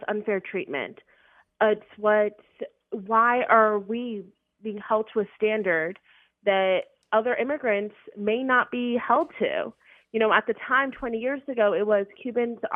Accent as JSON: {"language": "English", "region": "South Florida", "country": "United States", "tie": "born or raised there", "said": "I grew up in South Florida"}